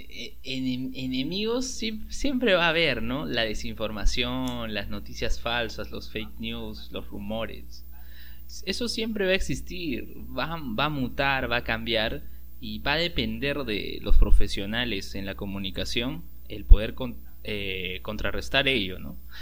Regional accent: Peru

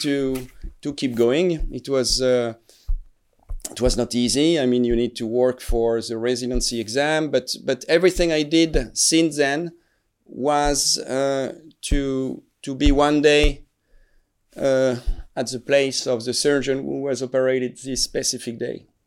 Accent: Strasbourg, Grand Est, France; English is a second language; I am originally from Strasbourg. I was not born here, but my, my family is from here. So I'm from, from Alsace

